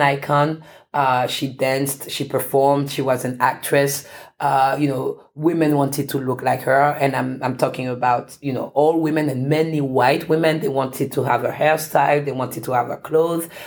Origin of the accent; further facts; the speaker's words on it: Paris, Île-de-France, France; moved away as an adult; now in United States; I was actually born in France and I had grown up in France